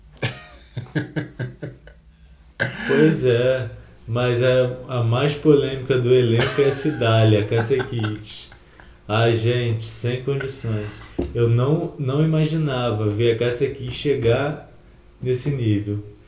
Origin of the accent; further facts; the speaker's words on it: Rio de Janeiro, Brazil; eu como carioca